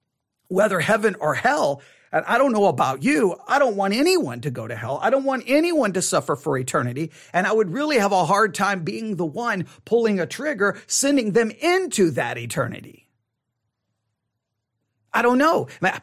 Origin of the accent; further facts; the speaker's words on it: Texas, United States; Okay, I know I was raised here in Texas. I know how it is